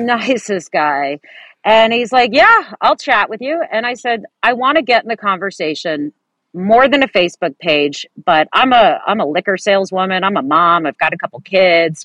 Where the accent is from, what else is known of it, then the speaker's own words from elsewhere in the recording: San Francisco Bay Area peninsula, California, United States; also born or lived in Millbrae / Atherton; So I am a third generation San Francisco Bay Area native, uh, born and raised on the peninsula